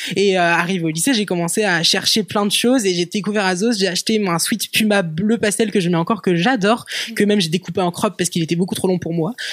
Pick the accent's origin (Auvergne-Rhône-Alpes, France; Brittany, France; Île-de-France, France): Brittany, France; Rennes; J'ai grandi à Rennes, euh, en Bretagne.